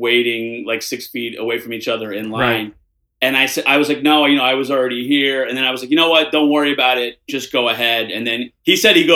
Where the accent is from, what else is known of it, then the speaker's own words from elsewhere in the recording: Elizabeth, New Jersey, United States; now in New York City, United States; I grew up in Elizabeth, which is right where the Newark airport is